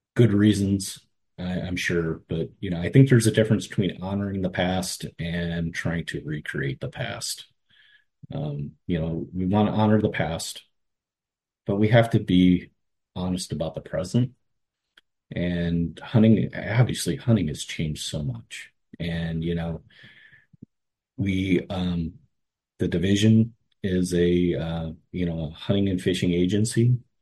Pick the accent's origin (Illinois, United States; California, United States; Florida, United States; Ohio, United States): Ohio, United States; Cleveland; I grew up in Cleveland